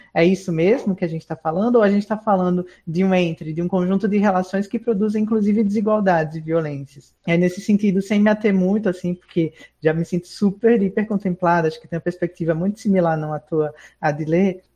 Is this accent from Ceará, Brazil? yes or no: no; Pernambuco, Brazil; now in Southeast Brazil; sou pernambucana vivendo um processo migratório pelo Sudeste